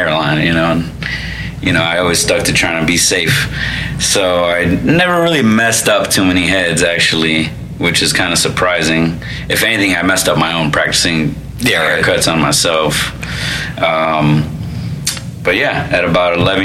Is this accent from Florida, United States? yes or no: yes; Florida, United States; born or raised there; also born or lived in Chicago, Illinois / Cicero, Illinois